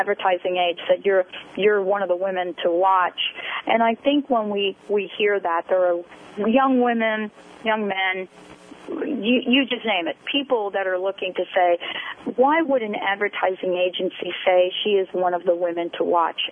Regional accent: New York City, New York, United States; growing up on the East Coast from the Bronx

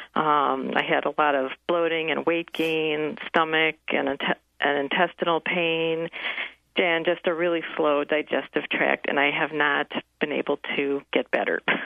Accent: Evanston, Illinois, United States; I'm from the Evanston area

